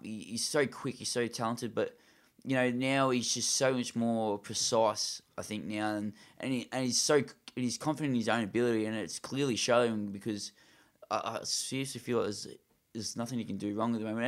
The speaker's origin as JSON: {"language": "English", "country": "Australia", "said": "I'm an Australian"}